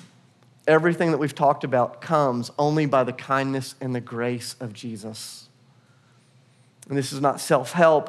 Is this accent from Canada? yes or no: no; United States; also born or lived in Portugal / Kenya; now in Nashville, United States; we are still American citizens. We think like Americans. We talk like Americans